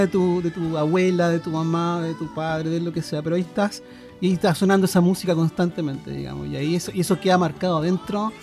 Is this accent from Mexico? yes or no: no; Santiago, Santiago Metropolitan Region, Chile; vivíamos en Santiago, yo nací en Santiago, de hecho